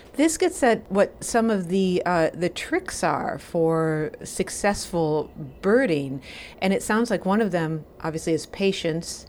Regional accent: Wisconsin, United States; I am from Wisconsin, too

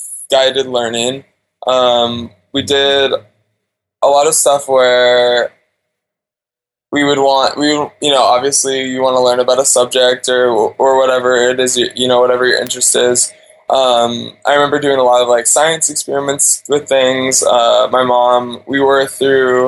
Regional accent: Alaska, United States; also born or lived in Wasilla, Alaska; now in Thailand; So I was born and raised in Alaska.

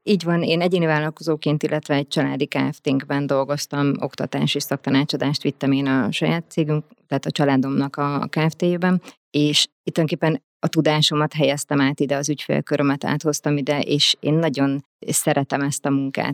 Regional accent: Hungary; also born or lived in Budapest; én alapvetően vidéki vagyok

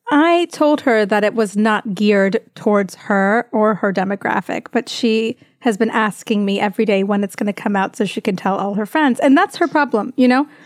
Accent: Greensboro, North Carolina, United States; also born or lived in Tuscaloosa, Alabama; raised in North Carolina

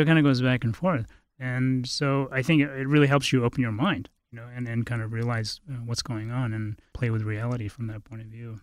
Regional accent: Bodh Gaya, Bihar, India; also born or lived in Halifax, Nova Scotia; now in Boulder, United States; I was raised in India, uh, with my mother. we were in a Tibetan refugee situation

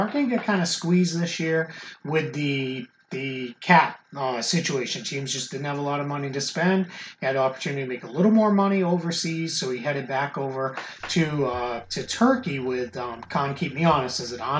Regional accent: Boston, Massachusetts, United States; accent: Boston; even though I went back there this summer and they made fun of me that most of my Boston accent is gone. They said I sound like a Southerner now

